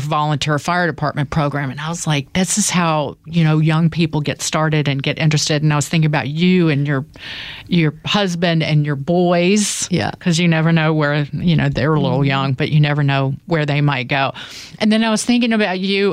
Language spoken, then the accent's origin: English; the South, United States; born or raised there; accent: country; moved away as an adult; now in New York, United States